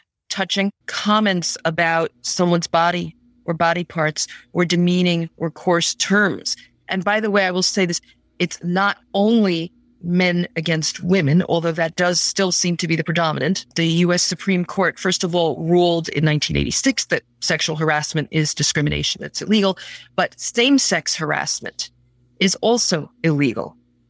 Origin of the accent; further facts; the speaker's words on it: United States; I'm speaking as an American attorney.